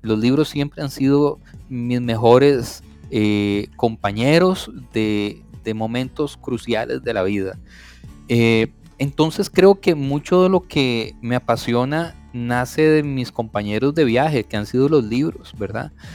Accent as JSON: {"language": "Spanish", "country": "Costa Rica", "said": "Yo soy un eh, tico, amante de mi país, de mi cultura"}